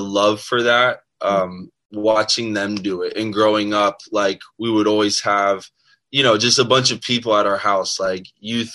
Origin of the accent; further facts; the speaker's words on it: South Florida, United States; also born or lived in Maryland; I was born in Maryland, but we moved to Florida sometime in like first grade, I think. So I live most of my life here in South Florida.